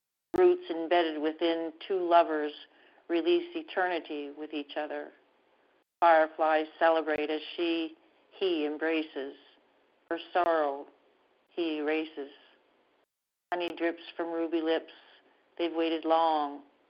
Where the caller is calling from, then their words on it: Canada; And I'm calling from Canada.